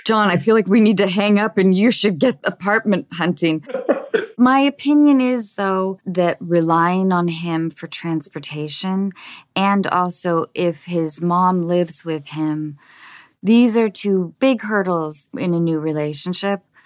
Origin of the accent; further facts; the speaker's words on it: Seattle, Washington, United States; I grew up in Seattle, so we had eight months of dreary rain